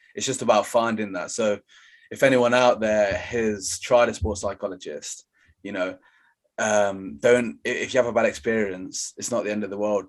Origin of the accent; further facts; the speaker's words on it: Leicester, East Midlands, United Kingdom; I'm from Leicester